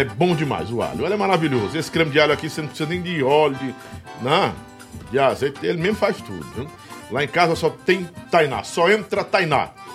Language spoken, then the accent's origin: Portuguese; Northeast Brazil, Brazil; Eu sou nordestino, eu, eu, eu amo o Nordeste.